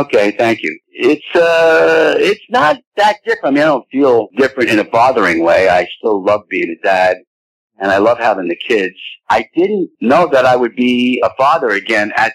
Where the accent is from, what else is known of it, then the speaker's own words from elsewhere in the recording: New York, United States; now in Florida, United States; I'm a New Yorker